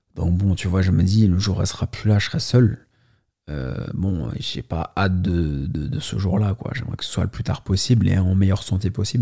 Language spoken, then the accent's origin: French; Paris, Île-de-France, France; je suis né à Paris